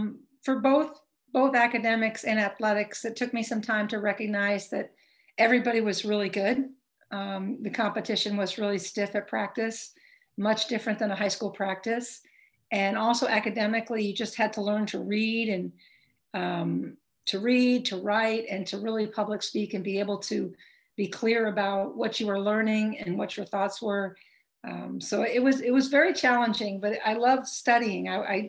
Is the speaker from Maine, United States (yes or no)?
yes; Brunswick, Maine, United States; also born or lived in Texas / Garden City, New York / Jacksonville, Florida; Texas, and Garden City, New York, and Jacksonville, Florida. My brother was born in Bermuda, and then we were raised in Brunswick, Maine. So it meant a lot of stops